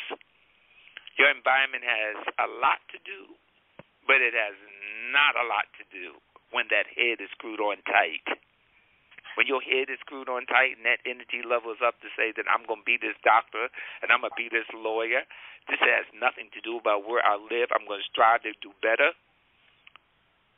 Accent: Newark, New Jersey, United States; I grew up in Newark

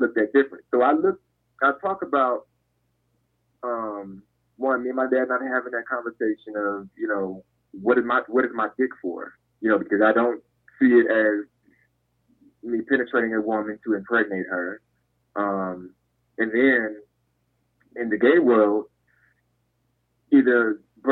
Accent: Detroit, Michigan, United States; born or raised there; moved away

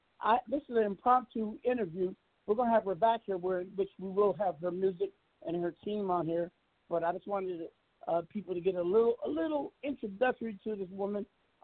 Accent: Seattle, Washington, United States; I was watching this act from Seattle, where I'm originally from

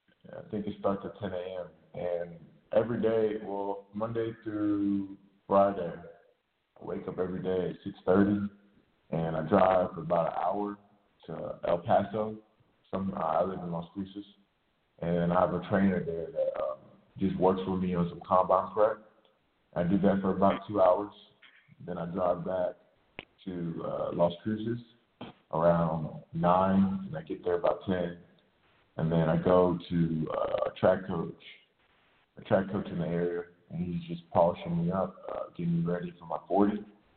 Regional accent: Nigeria; they used to call me like the … because I'm Nigerian

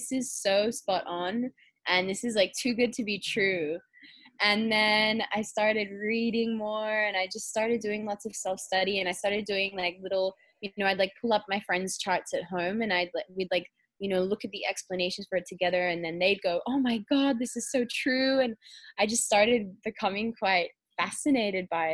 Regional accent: Perth, Western Australia, Australia; I was born in Australia, in Western Australia, the same place as you in Perth

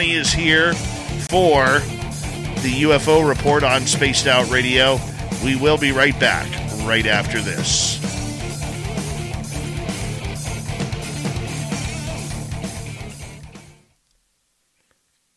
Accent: Canada; accent: Canadian; I am Canadian

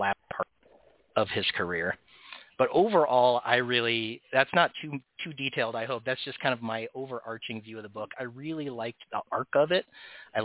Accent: United States; As a person from the United States

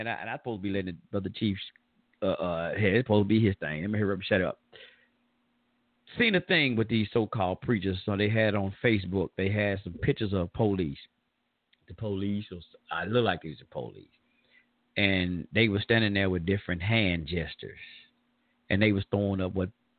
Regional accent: the South, United States; accent: Southern draw; I'm from the South. We from down here.

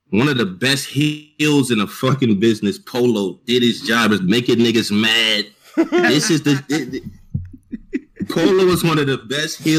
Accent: California, United States; I'm from I'm from uh I'm from Cali.

